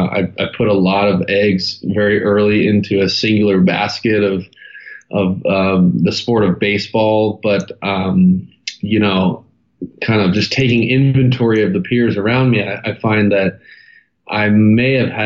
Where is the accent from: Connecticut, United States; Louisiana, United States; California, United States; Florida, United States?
California, United States; Santa Monica; born there; So I was born in Santa Monica, California, and two incredible parents that kind of gave me the cheat code starter kit to life, and one younger brother, Taylor.